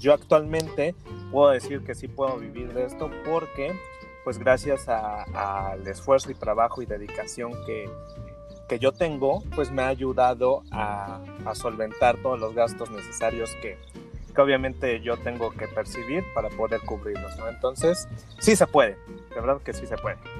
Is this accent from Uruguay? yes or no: no; Mexico; como mexicanos